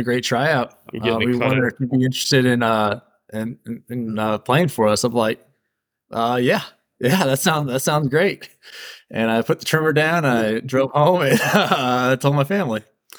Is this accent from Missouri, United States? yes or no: yes; Wildwood, Missouri, United States; I'm from St. Louis. Grew up in Wildwood, that Wildwood Chesterfield area over there.